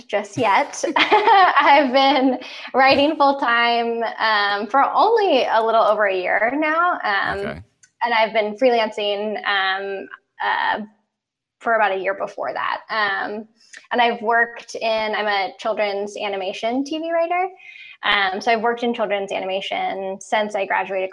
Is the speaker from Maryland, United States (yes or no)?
yes; outside of Baltimore, Maryland, United States; moved away as an adult; also born or lived in New York; now in Los Angeles, United States; I grew up mostly outside of Baltimore, Maryland